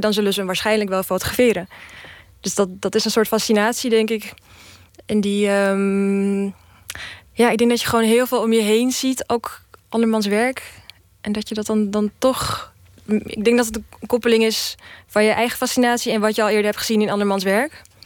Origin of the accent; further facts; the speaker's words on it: Czechia; now in Netherlands; ik kom sowieso uit Tsjechië